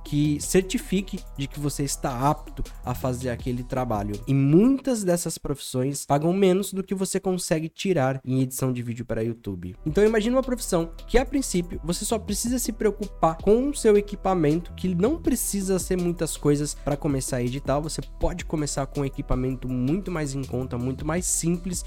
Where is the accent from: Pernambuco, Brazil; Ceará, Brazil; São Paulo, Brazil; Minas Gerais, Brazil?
São Paulo, Brazil; now in Santa Catarina, Brazil; eu sou de São Paulo e hoje, como editor de vídeo, eu tenho a possibilidade de morar em qualquer lugar do mundo. E eu escolhi morar no sul do país, em Santa Catarina